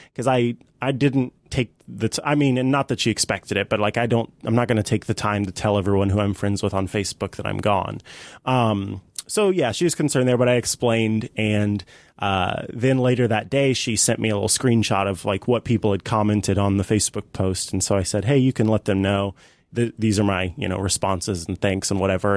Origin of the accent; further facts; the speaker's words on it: St. Joseph, Missouri, United States; Saint Joseph, Missouri, my hometown